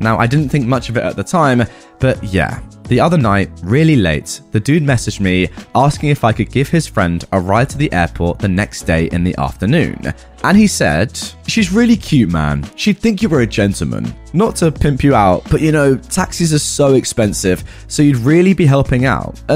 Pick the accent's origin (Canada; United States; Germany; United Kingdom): Germany; first language German; English is a second language; I am German with Arab roots, but was born and raised in Germany. My mother tongue is German, but I do speak Arabic enough to have a conversation.